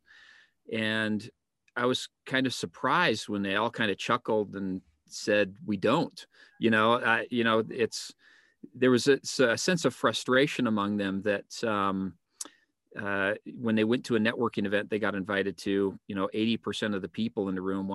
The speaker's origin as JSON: {"language": "English", "region": "Colorado", "country": "United States", "tie": "born or raised there", "also_born_or_lived": "Monterrey, Mexico", "said": "I grew up in Colorado"}